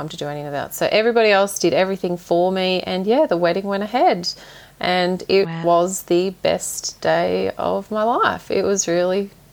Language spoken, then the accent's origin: English; Toowoomba, Queensland, Australia; now in Gayndah, Australia; I grew up in Toowoomba, but I now live in Gaynder.